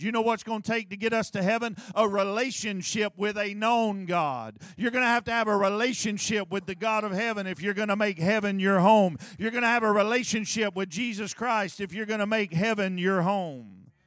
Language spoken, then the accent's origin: English; United States; I grew up in Clydeeville